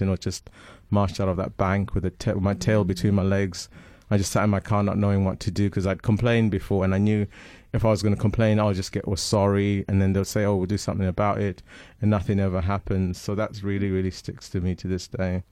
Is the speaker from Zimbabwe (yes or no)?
yes; Zimbabwe; first language Shona; English is a second language; now in England; I'm from Zimbabwe